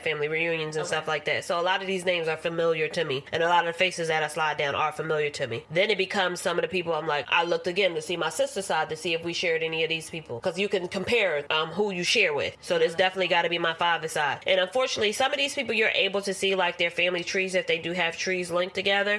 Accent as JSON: {"language": "English", "town": "Philadelphia", "region": "Pennsylvania", "country": "United States", "said": "I'm from Philadelphia"}